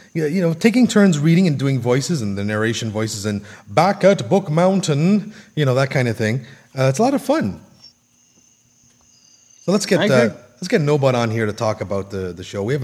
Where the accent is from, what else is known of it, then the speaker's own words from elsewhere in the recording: Canada; I'm a Canadian, so we're all about hockey and maple syrup.